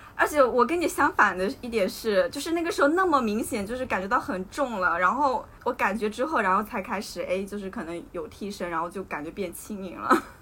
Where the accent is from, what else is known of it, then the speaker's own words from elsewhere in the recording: Hunan, China; 我作为一个湖南人，考湖大的时候，我没有报名资格